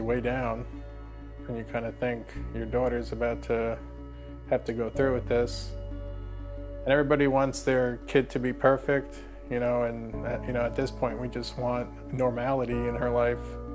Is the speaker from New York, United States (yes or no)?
yes; Baiting Hollow, New York, United States; I grew up in Bating Hollow, New York